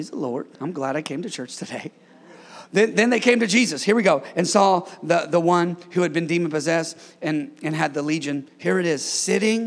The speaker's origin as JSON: {"language": "English", "region": "California", "country": "United States", "tie": "born or raised there", "said": "born and raised in California"}